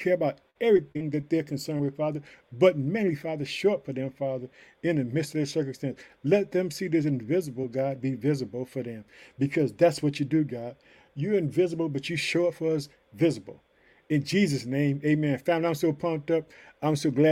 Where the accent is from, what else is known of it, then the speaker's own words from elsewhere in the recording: Illinois, United States; also born or lived in Chicago; the state of Illinois, which is my home state